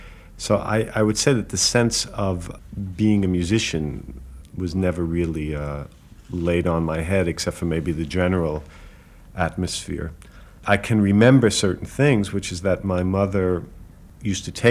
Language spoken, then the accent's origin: English; New York City, New York, United States; I was born in the Bronx, in the northern Bronx